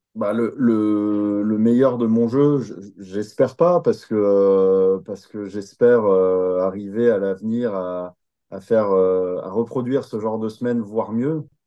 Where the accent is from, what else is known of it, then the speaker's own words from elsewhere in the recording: France; on est plein de Français